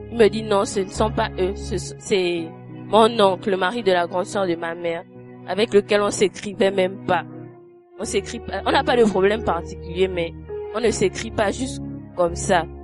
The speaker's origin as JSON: {"language": "French", "country": "Gabon", "said": "je suis gabonaise."}